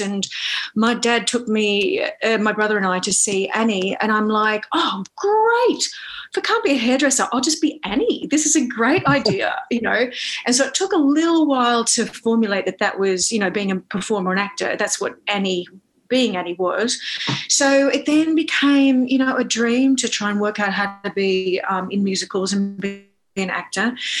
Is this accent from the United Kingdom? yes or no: no; Australia; moved away as an adult; now in New York, United States; I am an Aussie based in uh, New York um, because I moved here to fulfill my um, Broadway dreams after um, being an actor and performer in Australia for a very long time.